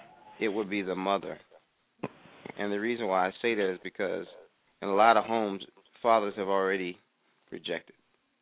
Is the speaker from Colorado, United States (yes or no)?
no; New York, United States; also born or lived in North Carolina; I was born in North Carolina, and my father was from North Carolina as well, but moved to New York and took me to New York at the age of 3 to raise me, and my mother didn't go.